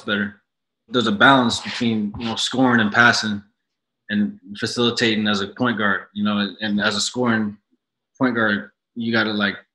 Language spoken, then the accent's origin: English; Canada; moved away; So now as a Canadian